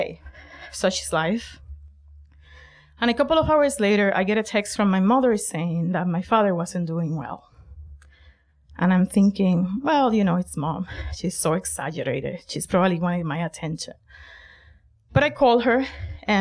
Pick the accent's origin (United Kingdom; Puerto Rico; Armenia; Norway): Puerto Rico; moved away as an adult; now in Boston, United States; the trio songs that we used to sing back in Puerto Rico